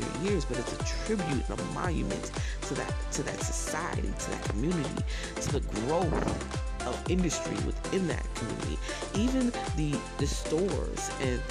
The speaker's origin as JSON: {"language": "English", "area": "Browns Mills", "region": "New Jersey", "country": "United States", "tie": "born or raised there", "said": "I was born in North, but I was raised, once I got adopted, in Brownsville, New Jersey"}